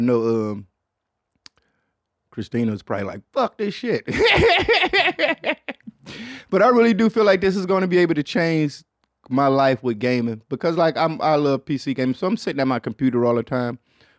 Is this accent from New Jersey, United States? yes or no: no; Detroit, Michigan, United States; That shit look third world country like, and I'm from Detroit saying that shit.